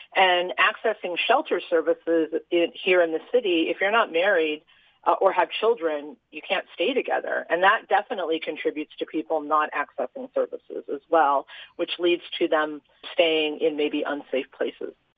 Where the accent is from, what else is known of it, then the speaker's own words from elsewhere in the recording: Utah, United States; I grew up here in Utah